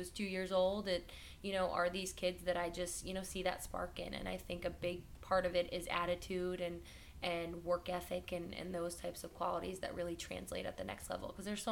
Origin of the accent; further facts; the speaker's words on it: New Jersey, United States; moved away as an adult; also born or lived in Chicago; now in Los Angeles, United States; I'm from New Jersey and I went to Chicago